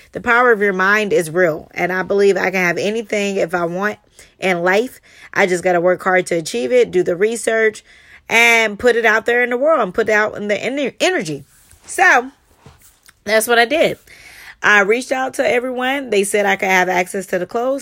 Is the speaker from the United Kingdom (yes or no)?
no; Charleston, United States; growing up in Charleston